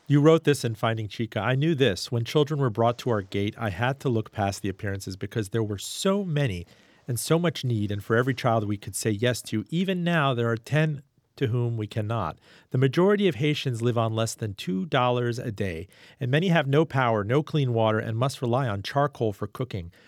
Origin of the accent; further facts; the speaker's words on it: Miami, Florida, United States; I grew up in Miami.